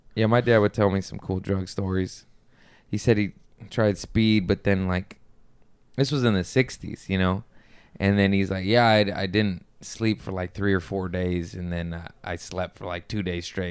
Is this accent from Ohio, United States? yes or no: no; Las Vegas, Nevada, United States; I grew up in Vegas